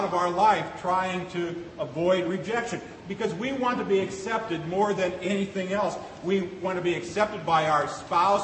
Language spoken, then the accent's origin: English; Seward, Nebraska, United States; moved away; as a kid growing up in Seward, Nebraska, going to the Seward County Fair